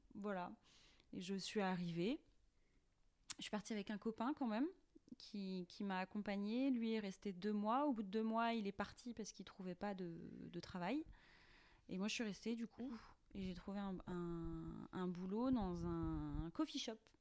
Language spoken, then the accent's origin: French; Langrolais-sur-Rance, Brittany, France; je viens de Langrolais sur Rance, euh, qui est un petit village de huit cents habitants